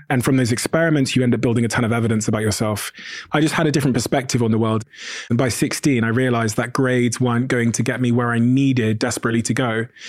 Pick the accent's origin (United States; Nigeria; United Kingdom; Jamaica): United Kingdom; Plymouth, South West England; also born or lived in Botswana; I moved to the U K from Botswana when I was a baby. Um, and we moved to an area called Plymouth in the southwest